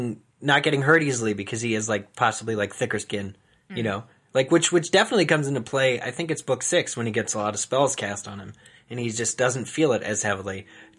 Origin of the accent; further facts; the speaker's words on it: East Coast, United States; moved away; sorry, I'm from the East Coast originally. We say waft.